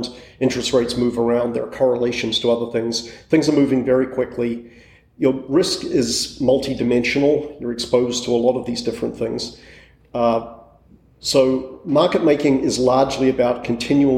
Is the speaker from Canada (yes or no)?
no; New Zealand; moved away as an adult; also born or lived in England; I grew up in New Zealand